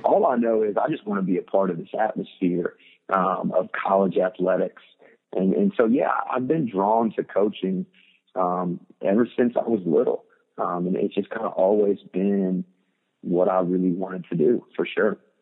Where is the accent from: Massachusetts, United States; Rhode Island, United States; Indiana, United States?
Indiana, United States; Muncie; moved away; I grew up in Muncie, Indiana